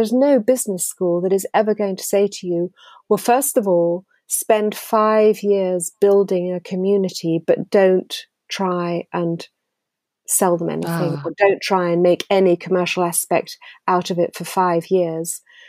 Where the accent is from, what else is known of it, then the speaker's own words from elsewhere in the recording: United Kingdom; now in France; if somebody says to me, are you French or English? I am still British